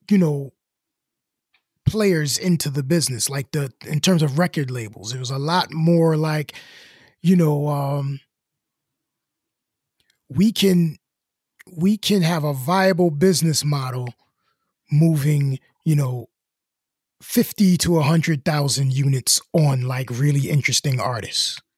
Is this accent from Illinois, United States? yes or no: yes; Chicago, Illinois, United States; I'm from Chicago. I'm from the South Side, but I'm an art student.